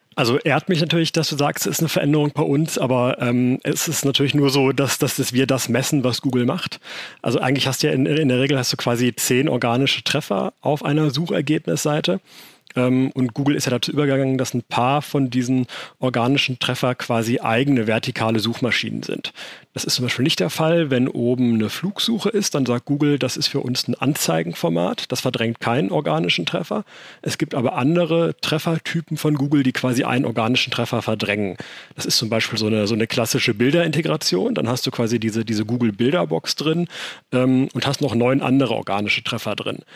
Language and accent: German; Germany; bei uns in Deutschland